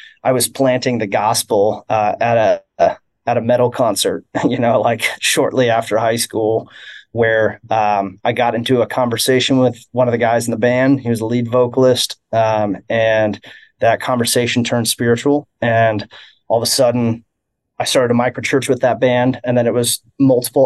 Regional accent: Kansas City, Missouri, United States; I grew up here in Kansas City

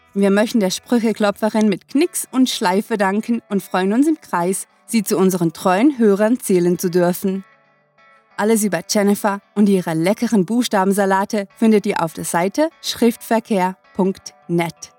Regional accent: Switzerland; uns Schweizer

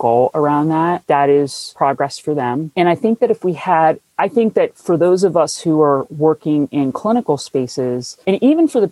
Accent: New Jersey, United States; moved away; I'm from New Jersey, where if you say pop, someone punches you in the face

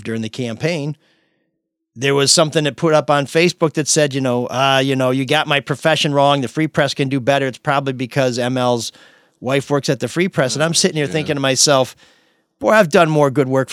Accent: Grosse Pointe, Michigan, United States; now in Detroit, United States; I grew up in Grosse Pointe. Haven't been there since 1985

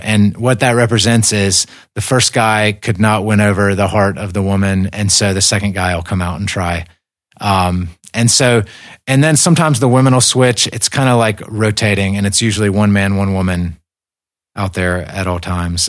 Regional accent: United States; moved away as an adult; also born or lived in Caucasus; I viewed this list as American

